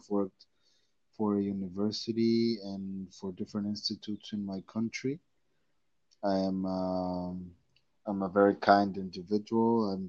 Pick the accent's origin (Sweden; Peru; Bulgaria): Peru; also born or lived in Texas; I was born in Peru. Then I moved to Texas when I was 8 months old. That's where I learned English.